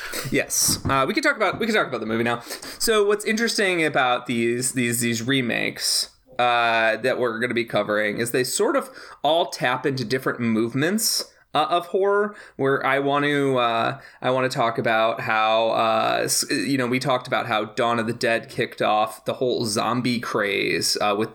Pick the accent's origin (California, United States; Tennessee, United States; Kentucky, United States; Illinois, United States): Illinois, United States; Naperville; my hometown of Naperville, Illinois